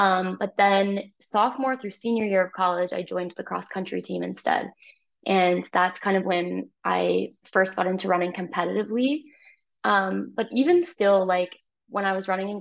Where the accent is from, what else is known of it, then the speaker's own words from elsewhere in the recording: Finger Lakes region of New York, United States; moved away as an adult; now in Toronto, Canada; I grew up in the Finger Lakes region of New York, really pretty region.